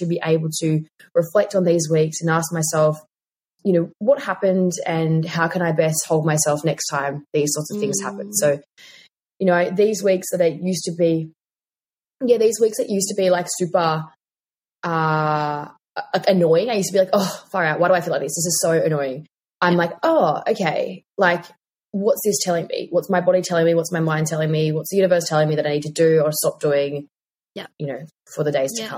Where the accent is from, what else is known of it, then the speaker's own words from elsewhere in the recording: Tasmania, Australia; moved away; I'm from Tassie originally